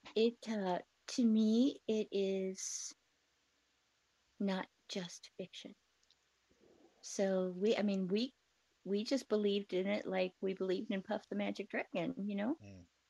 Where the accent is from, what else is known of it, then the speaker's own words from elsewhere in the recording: Lake Geneva, Wisconsin, United States; I grew up in Lake Geneva, Wisconsin